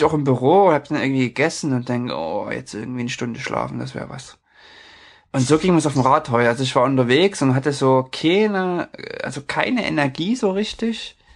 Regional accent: near Leipzig, Saxony, Germany; moved away as an adult; now in Norway; meine ehemalige Heimatstadt, ich komme aus der Nähe von Leipzig

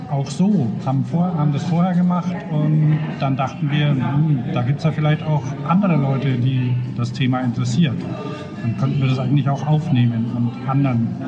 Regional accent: Upper Franconia, Bavaria, Germany; also born or lived in Nuremberg; Ich komme ja aus Oberfranken

